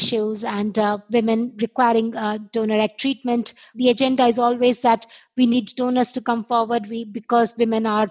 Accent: India; moved away; I was born and brought up in India

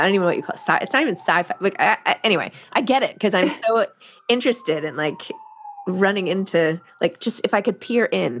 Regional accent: New York, United States; I'm from New York.

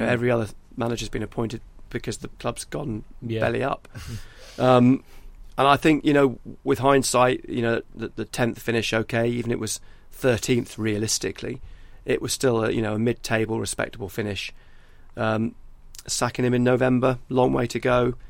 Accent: Wallsend, North East England, United Kingdom; I was a Newcastle fan, I am from Wall's End

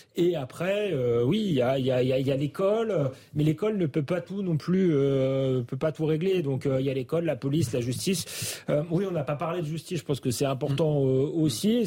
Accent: Épinay-sur-Seine, Île-de-France, France; j'ai grandi aussi à Épinay

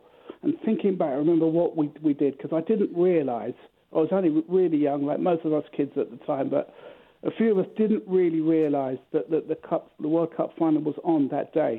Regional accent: London, United Kingdom; We are 4 miles from Wembley. Well, my mum's house was 4 miles from Wembley

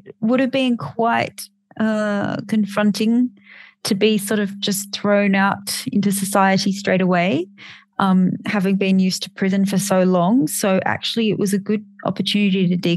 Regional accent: Australia; being an Australian and not an American

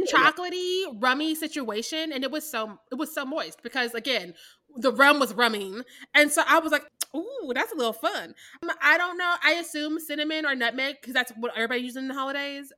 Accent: Midwest, United States; I'm from the Midwest

